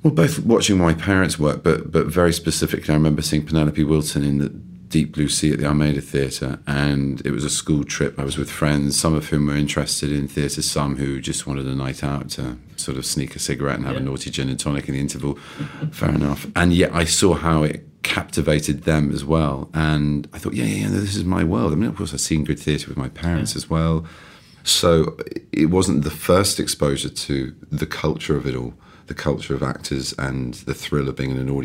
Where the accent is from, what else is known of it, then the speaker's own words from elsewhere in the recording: London, United Kingdom; also born or lived in East Grinstead / Harrow; I was born and raised in London on and off. I went to boarding school